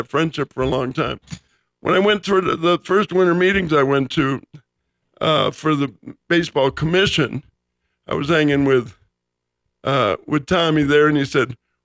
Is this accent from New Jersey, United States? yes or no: no; Los Angeles, California, United States; also born or lived in Chicago, Illinois; I moved from Chicago to Los Angeles in the summer of 59